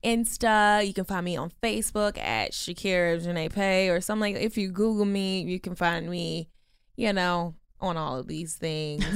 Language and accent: English; Baltimore, Maryland, United States; moved away; I'm from Baltimore